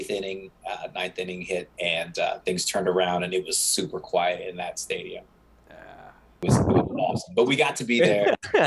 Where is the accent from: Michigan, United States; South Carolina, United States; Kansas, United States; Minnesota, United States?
Kansas, United States; moved away as an adult; also born or lived in New York City / New Jersey; Born and raised in Kansas, made in New York City. And you know, made New Jersey my home.